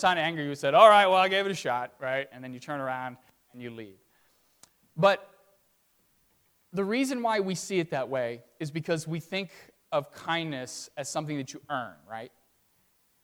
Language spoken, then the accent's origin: English; Virginia, United States; now in Arlington Heights, United States; I'm from Virginia originally, and I grew up